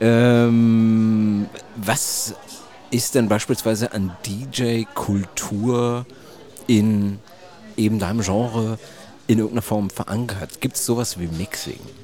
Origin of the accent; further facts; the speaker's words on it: Germany; bei uns in Deutschland